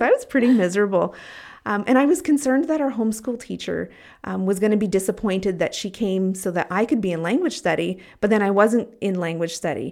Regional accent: Canada; moved away as an adult; I was white and from Canada

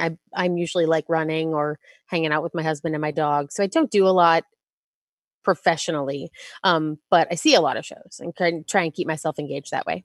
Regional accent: Texas, United States; I grew up in Texas

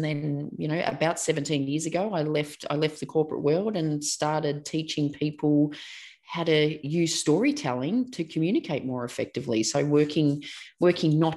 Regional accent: Melbourne, Victoria, Australia; I grew up in Melbourne, Australia, and still live and work in Melbourne, Australia.

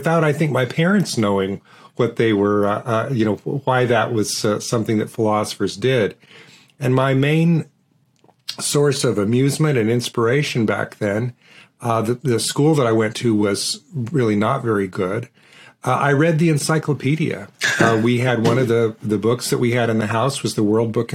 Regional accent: Portland, Oregon, United States; I grew up in Portland, Oregon, and I grew up in a working-class neighborhood

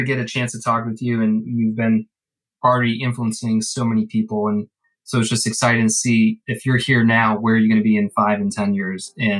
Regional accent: Ireland; I'm Irish.

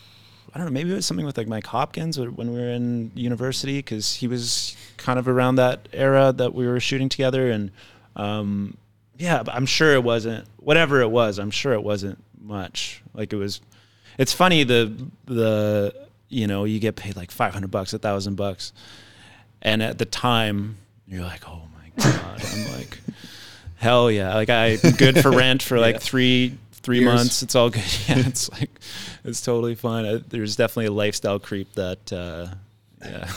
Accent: Coquitlam, British Columbia, Canada; I grew up in Coquitlam, BC here

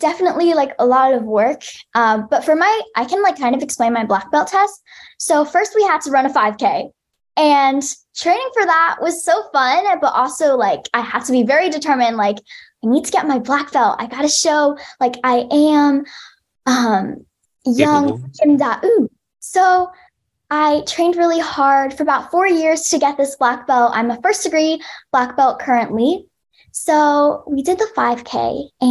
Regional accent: United States; I am Asian American. I'm half Chinese and half Korean.

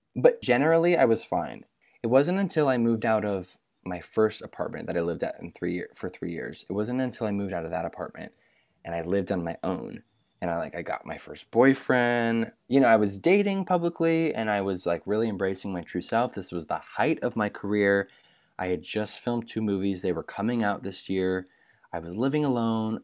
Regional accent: Michigan, United States; I grew up in Michigan, so I'm twenty-five, I grew up in Michigan

